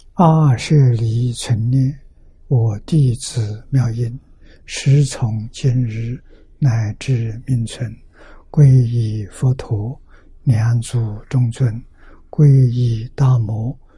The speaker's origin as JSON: {"language": "Chinese", "country": "China", "said": "我们中国人"}